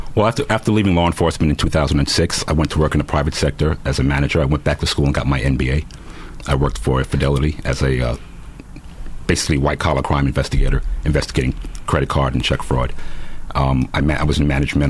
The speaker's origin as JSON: {"language": "English", "town": "New York City", "region": "New York", "country": "United States", "tie": "born or raised there", "said": "I continued to do things that kids growing up in New York City"}